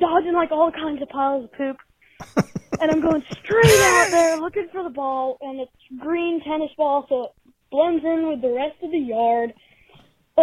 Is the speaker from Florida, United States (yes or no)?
no; Trenton, Ohio, United States; I'm from Trenton in Ohio.